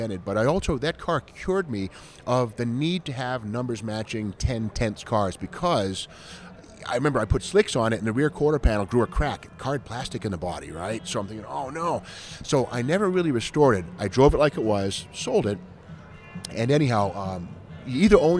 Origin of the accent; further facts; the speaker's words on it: Massachusetts, United States; I grew up in Massachusetts